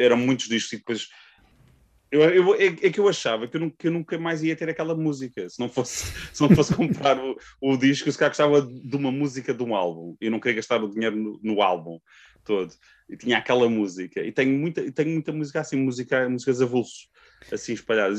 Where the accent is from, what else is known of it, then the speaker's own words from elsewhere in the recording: Amadora, Lisbon, Portugal; eu sou da Amadora, uh, uma cidade perto de Lisboa